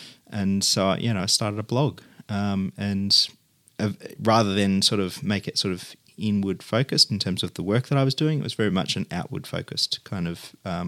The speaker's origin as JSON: {"language": "English", "town": "Mulgrave", "region": "Victoria", "country": "Australia", "tie": "born or raised there", "said": "Well, it would have to be the suburban home that I grew up in Mulgrave, which was a quite a beautiful double brick suburban house with high cathedral ceilings and mission brown rafters and appointments, I guess."}